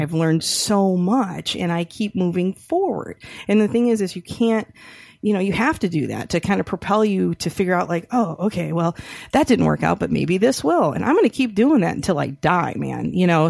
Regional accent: Rochester, Michigan, United States; my hometown, so shout out to Rochester, you know, Michigan

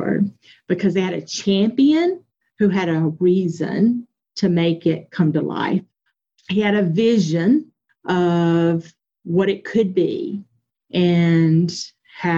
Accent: Anderson, South Carolina, United States; I'm from Anderson County, South Carolina

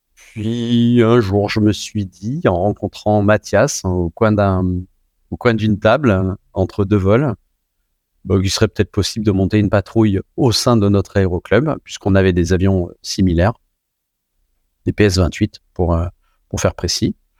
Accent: Saint-Étienne, Auvergne-Rhône-Alpes, France; moved away; je viens de Saint-Étienne. J'étais dans un aéroclub euh, du côté de Saint-Chamond

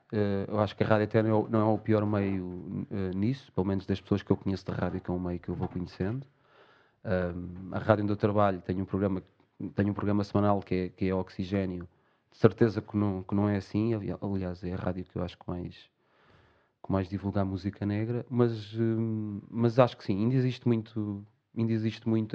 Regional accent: Portugal; nós, até como portugueses

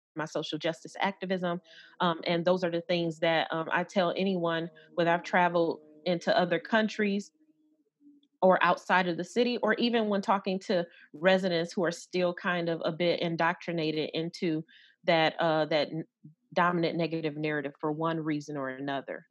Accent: Detroit, Michigan, United States; growing up in Detroit

